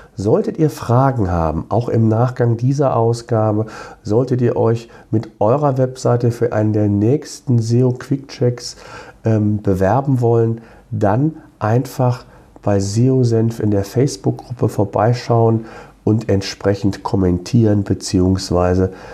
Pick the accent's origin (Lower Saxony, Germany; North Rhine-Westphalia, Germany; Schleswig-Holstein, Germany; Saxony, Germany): North Rhine-Westphalia, Germany; near Cologne; Ich komme ja selbst aus der Nähe von Köln.